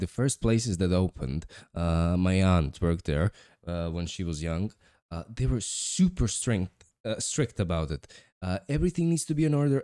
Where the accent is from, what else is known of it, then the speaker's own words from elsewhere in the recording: New York, United States; I'm from New York